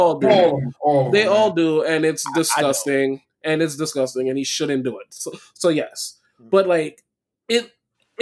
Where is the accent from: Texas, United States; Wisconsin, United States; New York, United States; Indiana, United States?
New York, United States; I was born in Brooklyn.